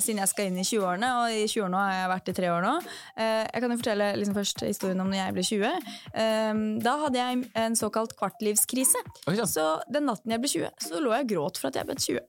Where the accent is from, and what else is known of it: Drammen, Buskerud, Norway; moved away as an adult